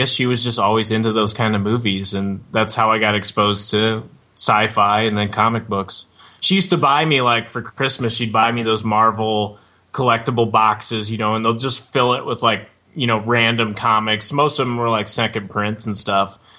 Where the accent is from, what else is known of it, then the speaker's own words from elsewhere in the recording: Metamora, Illinois, United States; also born or lived in Peoria, Illinois; we're in Peoria. So, uh, yeah, grew up here. Uh, well, in Metamora, kind of outside Peoria, but you know, always lived here for the most part.